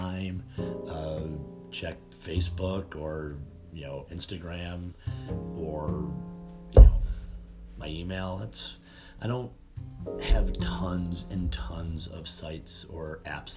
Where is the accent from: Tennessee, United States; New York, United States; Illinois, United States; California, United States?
New York, United States; Buffalo; I'm from Buffalo, New York